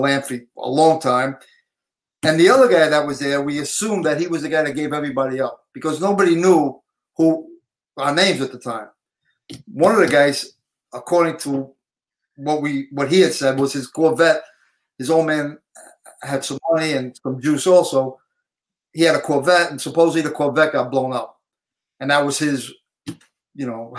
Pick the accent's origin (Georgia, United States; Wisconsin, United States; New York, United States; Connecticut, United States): New York, United States; New York City; from Canarsie, Brooklyn.